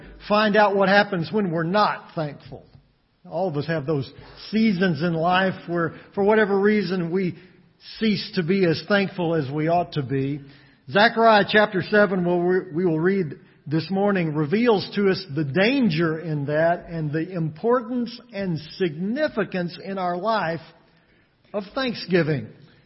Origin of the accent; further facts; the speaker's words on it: West Texas, United States; Growing up in West Texas